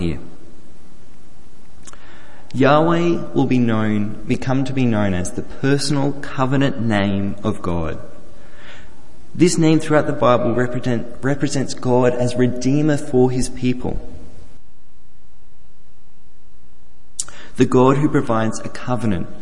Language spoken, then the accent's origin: English; Australia; the farm that I grew up on the New South Wales-Victorian border